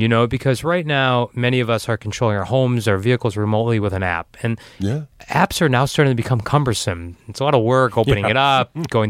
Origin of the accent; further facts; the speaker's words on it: Detroit, Michigan, United States; now when we tell people as we travel the globe that we're from Detroit, they're fascinated.